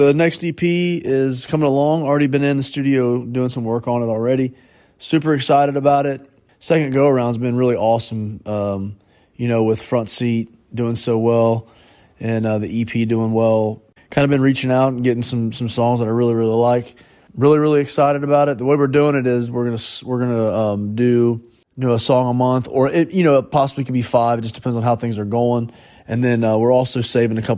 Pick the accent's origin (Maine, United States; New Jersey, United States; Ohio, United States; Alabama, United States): Ohio, United States; near Fort Laramie; That's near my hometown